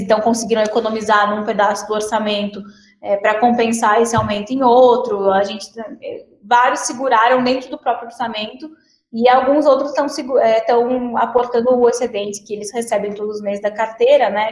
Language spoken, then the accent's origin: Portuguese; Paraná, Brazil; sou do Paraná